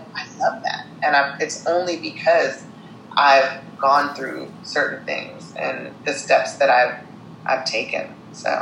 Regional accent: Syracuse, New York, United States; now in California, United States; I was born in Syracuse, New York.

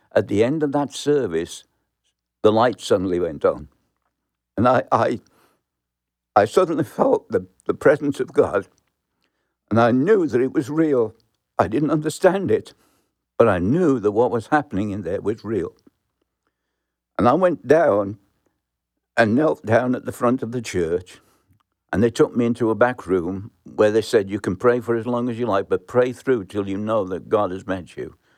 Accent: Birmingham, West Midlands, United Kingdom; moved away; I was born in Birmingham, England, in the slums, and grew up um, in a very poor house.

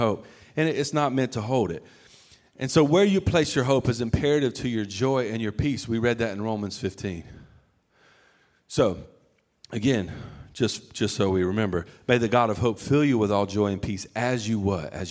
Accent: the South, United States; I'm from the South

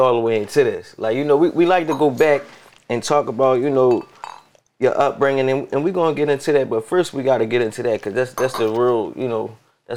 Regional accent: Philadelphia, Pennsylvania, United States; I'm from Philly

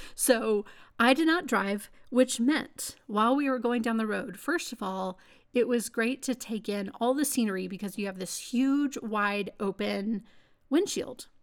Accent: Texas, United States; being a Texan

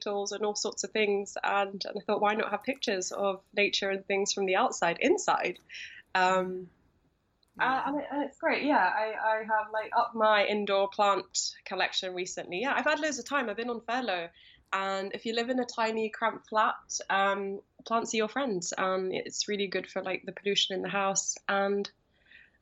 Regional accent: London, United Kingdom; I'm calling in from Tower Hamlets, which is in East London. So that's home. It's always been home.

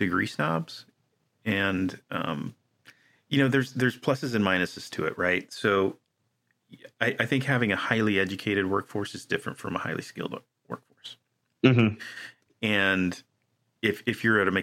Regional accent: United States

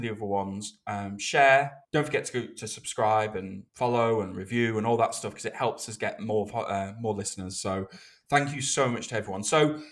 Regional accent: United Kingdom; this is me being British

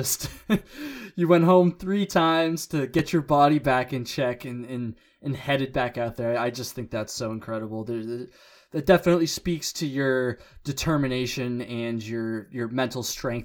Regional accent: Vermont, United States; I'm born and raised in Vermont

